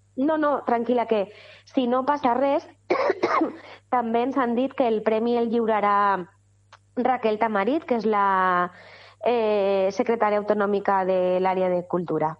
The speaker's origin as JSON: {"language": "Catalan", "town": "Godella", "region": "Valencian Community", "country": "Spain"}